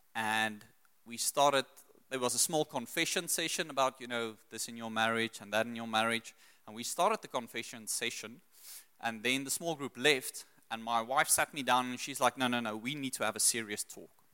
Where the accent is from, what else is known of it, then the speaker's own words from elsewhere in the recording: South Africa; also born or lived in Secunda / Pretoria / Brits / Australia; I grew up in Secunda, Pretoria, then moved to Brits.